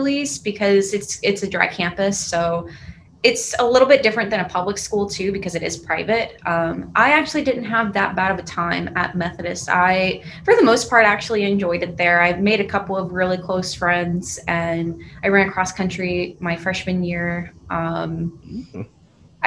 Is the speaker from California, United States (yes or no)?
no; Jacksonville, North Carolina, United States; moved away as an adult; also born or lived in Fayetteville, North Carolina; now in Raleigh, United States; I'm actually from Jacksonville, North Carolina